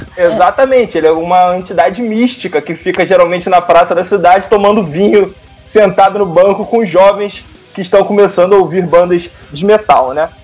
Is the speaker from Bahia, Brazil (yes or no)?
no; Rio de Janeiro, Brazil; also born or lived in Paraíba do Sul; eu sou do Rio de Janeiro, capital, mas morei no interior do Rio de Janeiro, numa cidade chamada Paraíba do Sul